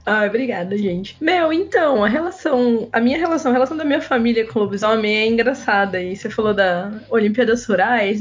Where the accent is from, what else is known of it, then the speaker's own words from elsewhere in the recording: interior of São Paulo, Brazil; eu sou daqui do interior de São Paulo